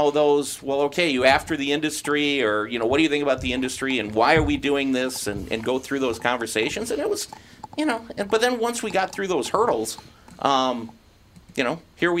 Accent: Fridley, Minnesota, United States; now in Spring Lake Park, United States; I grew up in Fridley, live in Spring Lake Park.

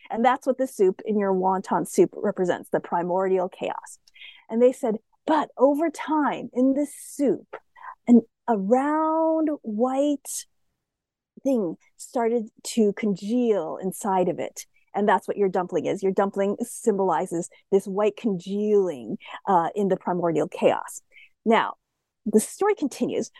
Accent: United States; I'm Asian American

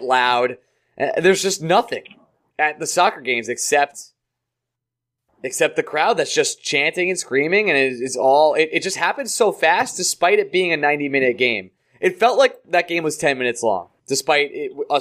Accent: United States; as an American sports fan

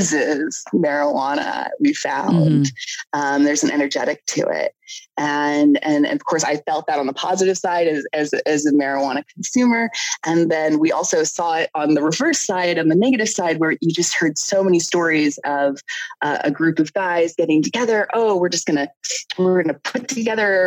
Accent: Canada; I'm Canadian

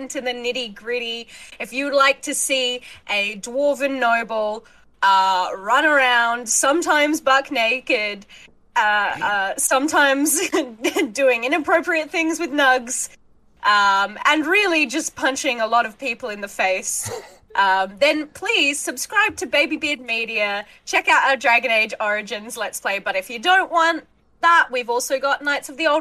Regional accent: Australia; I am also an Aussie content creator

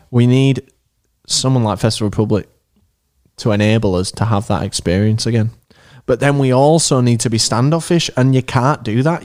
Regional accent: Leeds, Yorkshire and the Humber, United Kingdom; We're from Leeds

